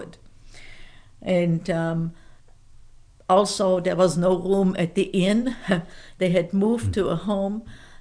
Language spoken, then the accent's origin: English; Fulda, Hesse, Germany; first language German; English is a second language; moved away as an adult; also born or lived in Frankfurt; my hometown where we lived then in Fulda, Germany